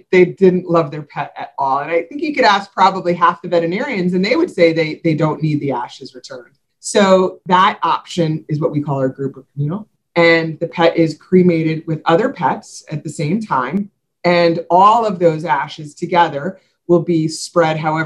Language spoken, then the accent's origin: English; New York, United States; moved away as an adult; now in South Florida, United States; I'm originally from New York